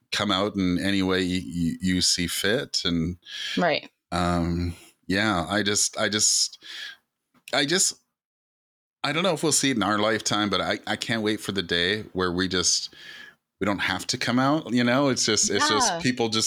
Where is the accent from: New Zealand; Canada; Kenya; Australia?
Canada; I'm Native Canadian